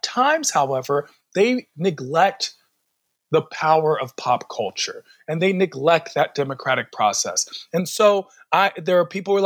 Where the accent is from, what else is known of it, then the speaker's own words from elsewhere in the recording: Washington, District of Columbia, United States; I am born and raised in Washington, D.C.